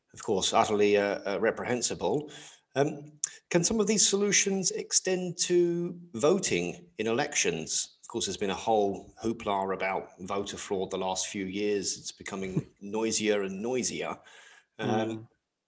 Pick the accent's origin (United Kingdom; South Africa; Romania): United Kingdom; England; now in Netherlands; I live in the Netherlands, but I'm originally from England